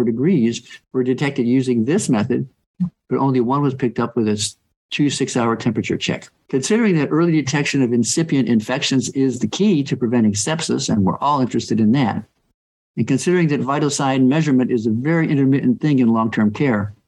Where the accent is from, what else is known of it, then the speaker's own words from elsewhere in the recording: North Carolina, United States; my home state of North Carolina